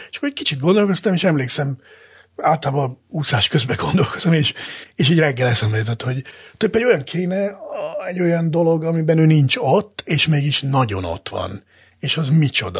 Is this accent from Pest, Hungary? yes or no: no; Zala, Hungary; Én egy zalai cigány családban nőttem fel